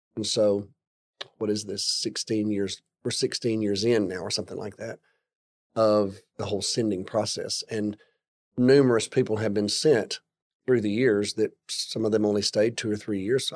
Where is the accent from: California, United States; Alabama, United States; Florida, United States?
Alabama, United States; now in Texas, United States; I grew up in Alabama